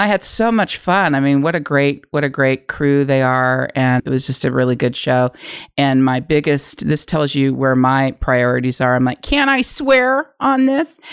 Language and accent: English; San Francisco Bay Area, California, United States; moved away as an adult; now in Los Angeles, United States; I'm from San Francisco Bay Area.